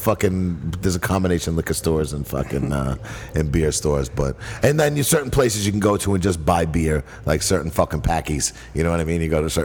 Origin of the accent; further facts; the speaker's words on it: Massachusetts, United States; accent: half Brooklyn, half Massachusetts; I grew up in Massachusetts, so I have half fucking Brooklyn, half Massachusetts accent